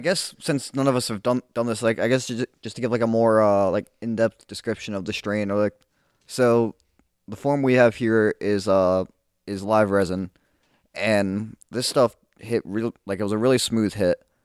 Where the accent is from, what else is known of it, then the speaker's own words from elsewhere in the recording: Halifax, Nova Scotia, Canada; we're from Halifax.